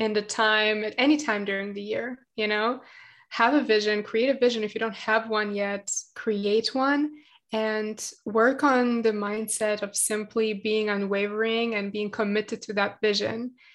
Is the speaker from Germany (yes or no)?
yes; Germany; English is a second language; also born or lived in Latvia; now in Israel; I was born in Latvia and it was like all sunshine and rainbows in my opinion, like my childhood. And then we moved to Germany